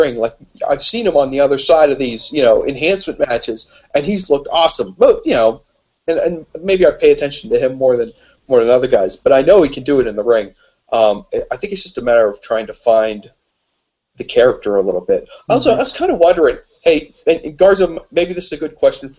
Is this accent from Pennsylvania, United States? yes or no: yes; Pittsburgh, Pennsylvania, United States; I'm from Pittsburgh too